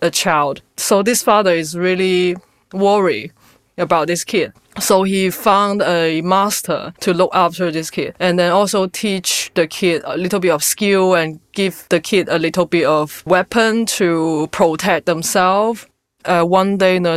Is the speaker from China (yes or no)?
yes; China; now in London, United Kingdom; growing up in China